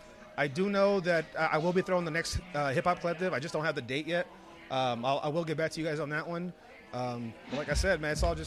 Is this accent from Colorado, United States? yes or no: no; San Diego, California, United States; I grew up in City Heights.